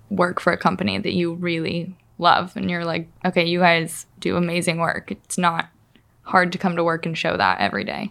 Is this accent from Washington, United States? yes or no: yes; Spokane, Washington, United States; I grew up here